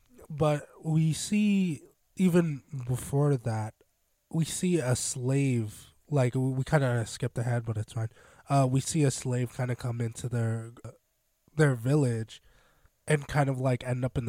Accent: United States; I'm definitely an American.

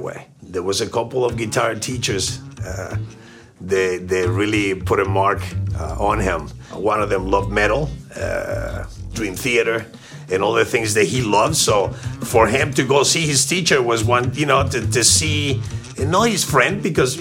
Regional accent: Argentina; now in Miami, United States; My family's Russian and German. I was born in Argentina

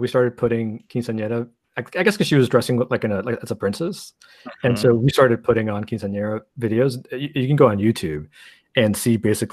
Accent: Miami, Florida, United States; first language Spanish; English is a second language; my father's Cuban, my mother's Spanish. I was born in Miami

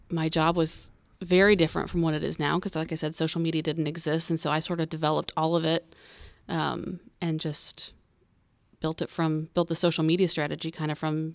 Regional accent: Indiana, United States; I am from Indiana.

